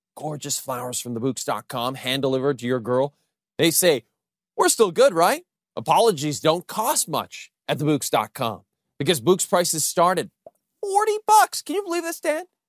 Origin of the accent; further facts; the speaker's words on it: Canada; we're from Canada.